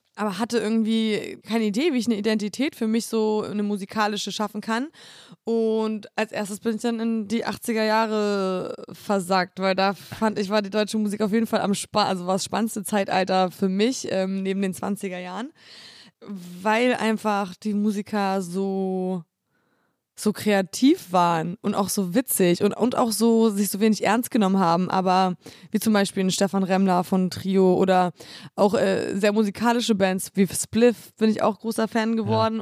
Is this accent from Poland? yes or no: yes; Poland; moved away; in meine Heimat fahren, weil ich wollte eigentlich gerne viel äh, mehr da arbeiten